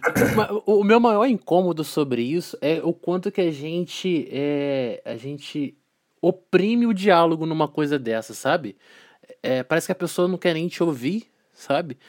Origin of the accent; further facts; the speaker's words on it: Volta Redonda, Rio de Janeiro, Brazil; Eu sou de, eu sou de Volta Redonda, interior do estado do Rio de Janeiro, né? E eu no ensino médio eu estudava numa escola técnica aqui em Volta Redonda